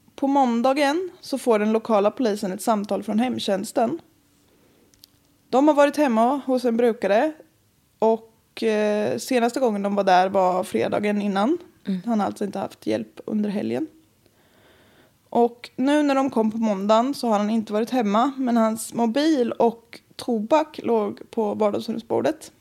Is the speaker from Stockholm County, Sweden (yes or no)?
no; Östergötland, Sweden; accent: Östgötska; Jag var hos mina föräldrar, åkte dit mm. igår. Mm. Så om jag pratar mer östgötska